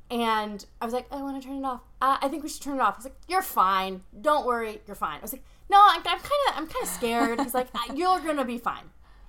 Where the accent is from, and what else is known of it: Ohio, United States; born or raised there